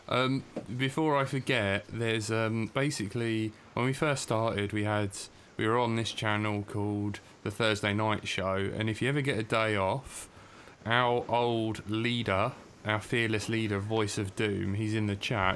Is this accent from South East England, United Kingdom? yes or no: yes; Brighton, South East England, United Kingdom; we are from the UK. So I'm from Brighton.